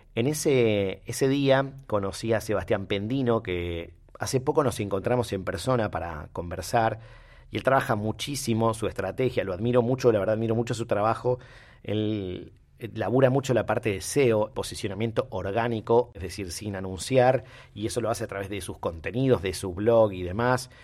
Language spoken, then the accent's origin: Spanish; Rosario, Santa Fe, Argentina; nosotros los rosarios